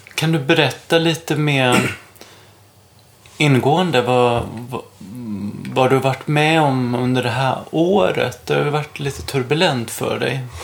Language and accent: Swedish; Småland, Sweden; now in Stockholm, Sweden; jag är ju från Småland